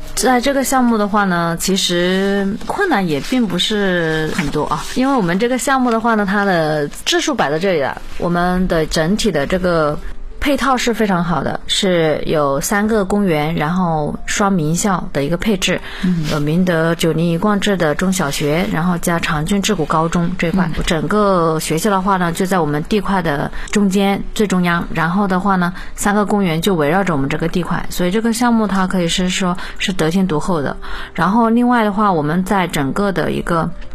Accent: Shaoyang, Hunan, China; 我是八零尾的，八九年的，我也是湖南人，邵阳那边的。父母的话呢，都是务农，家庭条件应该不是特别好吧，农村家庭

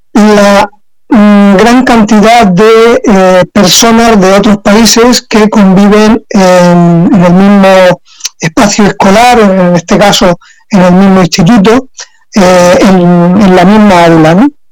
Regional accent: San Miguel de Salinas, Valencian Community, Spain; yo trabajé aquí en mi pueblo, entonces en San Miguel de Salinas

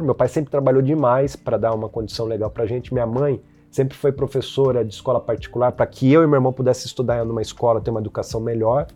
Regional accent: Botucatu, São Paulo, Brazil; moved away; eu sou de Botucatu

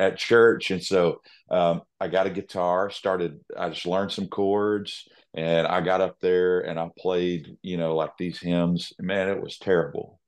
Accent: Nashville, Tennessee, United States; I was born and raised in Music City

